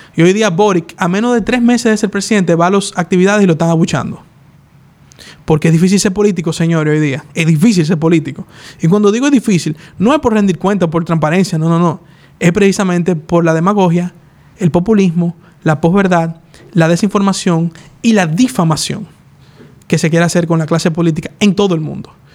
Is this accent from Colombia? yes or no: no; Dominican Republic; Así somos nosotros los dominicanos